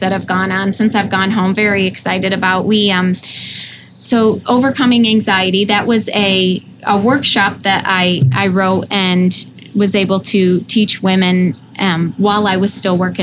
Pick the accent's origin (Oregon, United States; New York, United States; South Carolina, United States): New York, United States; upstate; moved away; I'm able to minister to people from my hometown in upstate New York